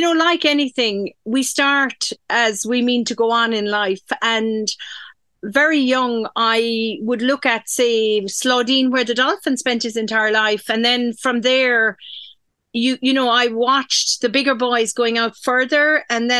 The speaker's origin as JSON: {"language": "English", "town": "Dingle", "region": "Munster", "country": "Ireland", "tie": "born or raised there", "also_born_or_lived": "Donegal", "said": "I grew up in Dingle. I was born actually in Donegal, from a fishing family."}